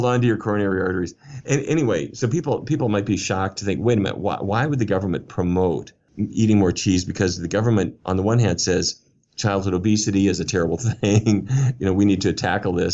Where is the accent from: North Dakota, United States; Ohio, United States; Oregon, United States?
North Dakota, United States; Fargo; I grew up in Fargo, North Dakota